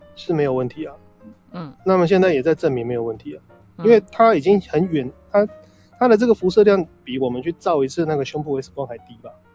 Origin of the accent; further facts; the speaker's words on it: Taiwan; 我们台湾这边